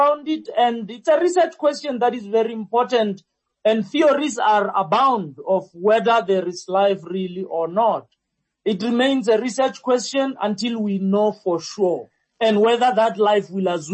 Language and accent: English; Limpopo, South Africa; now in Gauteng, South Africa; I'm from Limpopo and I live in Gauteng